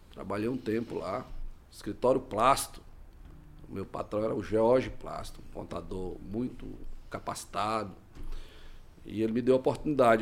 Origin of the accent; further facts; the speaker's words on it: Ananás, Tocantins, Brazil; now in Imperatriz, Brazil; E eu sou oriundo do estado do Tocantins, da cidade chamada Ananás, Tocantins